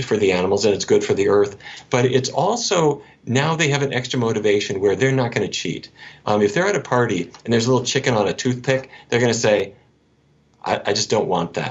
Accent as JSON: {"language": "English", "region": "North Dakota", "country": "United States", "tie": "born or raised there", "said": "I grew up in North Dakota."}